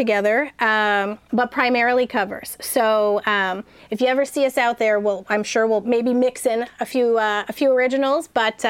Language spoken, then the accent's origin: English; San Diego, California, United States; So we're all from North County, San Diego.